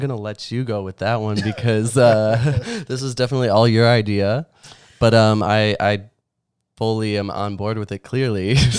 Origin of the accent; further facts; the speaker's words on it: Chicago, Illinois, United States; moved away as an adult; now in Los Angeles, United States; I moved here in June of 2013. I'm originally from the Illinois area, Chicago, suburbs, definitely suburbs of Chicago. And, I moved all around Illinois, lived there for a while.